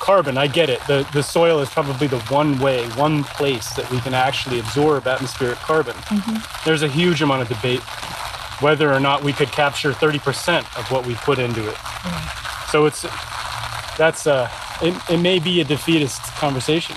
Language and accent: English; New England, United States; I grew up in New England